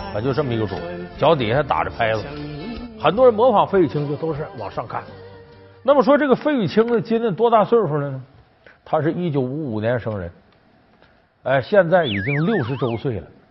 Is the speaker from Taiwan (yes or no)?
no; Northeast China, China; 我这老家在东北